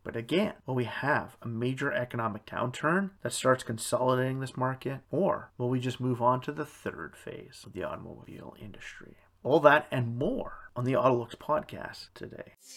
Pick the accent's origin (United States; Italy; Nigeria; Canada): Canada